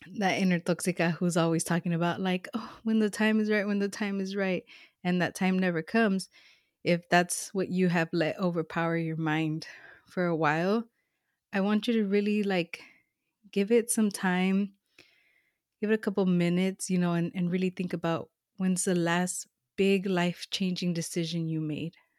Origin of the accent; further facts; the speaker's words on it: Los Angeles, California, United States; moved away as an adult; now in Northern California, United States; I'm a SoCal girl, like, I was born and raised in Los Angeles